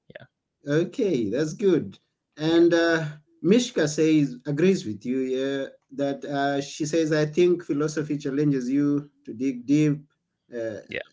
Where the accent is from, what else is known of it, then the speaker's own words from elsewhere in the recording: Kenya; now in Greece; I come from Kenya